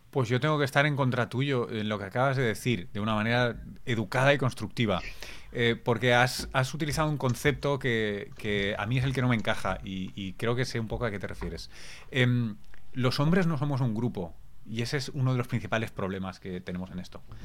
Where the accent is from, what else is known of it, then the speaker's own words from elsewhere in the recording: Barcelona, Catalonia, Spain; Yo soy de Barcelona, soy catalán